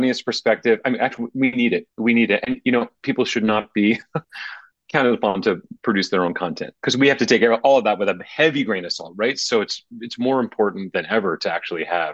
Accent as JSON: {"language": "English", "region": "New Jersey", "country": "United States", "tie": "born or raised there", "moved": "yes", "said": "I grew up in New Jersey. I grew up about 20 miles west of New York, in a kind of 19th century suburb"}